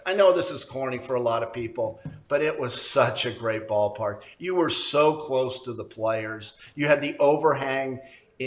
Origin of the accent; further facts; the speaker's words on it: Hawthorne, California, United States; I am from Hawthorne